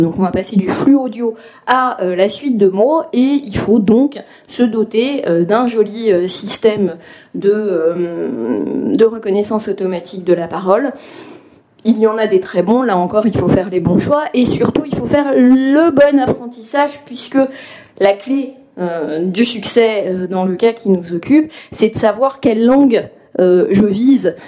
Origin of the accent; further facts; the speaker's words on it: western France, France; moi qui suis né dans l'ouest de la France